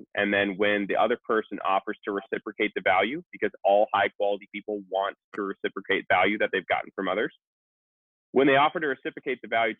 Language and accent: English; Minnesota, United States; I grew up in Minnesota